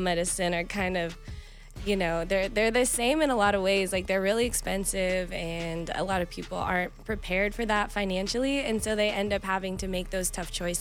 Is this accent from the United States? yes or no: yes; Reno, Nevada, United States; moved away as an adult; now in Las Vegas, United States; born and raised in Reno, it's like a small, very small town feel